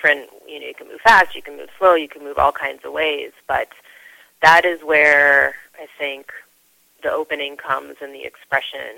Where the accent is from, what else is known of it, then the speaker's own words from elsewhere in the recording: Cleveland, Ohio, United States; moved away as an adult; also born or lived in Madison, Wisconsin / New York City; I grew up in Cleveland, so this was a suburb of Cleveland